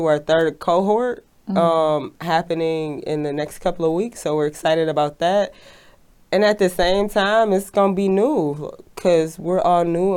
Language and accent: English; Detroit, Michigan, United States; I'm from Detroit, Michigan, which is a company town